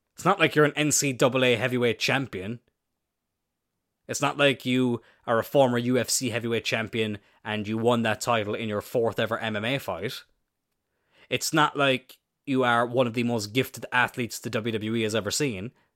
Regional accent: Ireland; I'm Irish

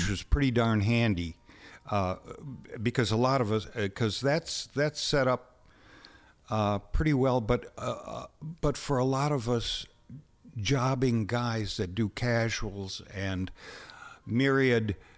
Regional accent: Winona, Minnesota, United States; I grew up in Winona

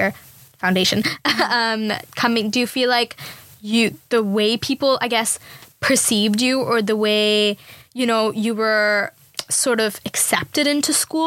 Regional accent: India; moved away as an adult; now in London, United Kingdom; I am coming from India

